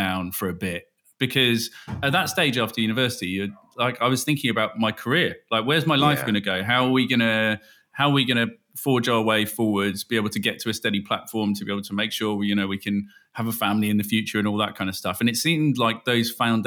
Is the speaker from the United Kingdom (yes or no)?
yes; Bristol, South West England, United Kingdom; also born or lived in Cambridge; And we grew up in the West Country, just outside Bristol, although I was born in Cambridge.